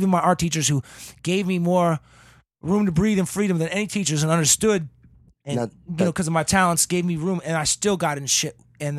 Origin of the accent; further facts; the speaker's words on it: Boston, Massachusetts, United States; Yeah, so me, I'm from Boston.